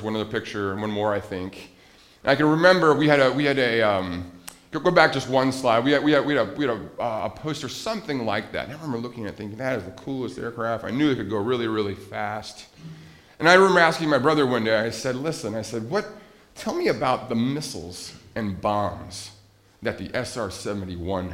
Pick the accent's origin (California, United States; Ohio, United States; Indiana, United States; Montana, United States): Montana, United States; I grew up in Montana